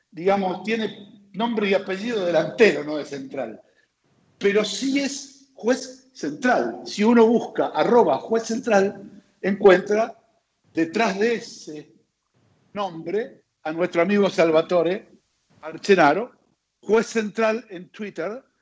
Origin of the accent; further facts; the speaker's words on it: Argentina; acá los argentinos somos muy futboleros